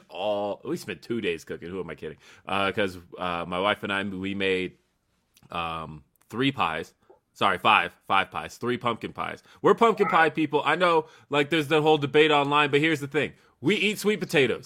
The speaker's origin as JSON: {"language": "English", "town": "Los Angeles", "region": "California", "country": "United States", "tie": "born or raised there", "said": "I was born in Los Angeles, but my brother was born in Bakersfield"}